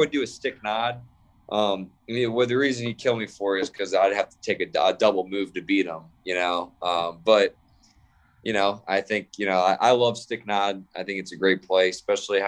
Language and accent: English; Cleveland, Ohio, United States; I grew up a Browns fan. I'm from Cleveland, Ohio.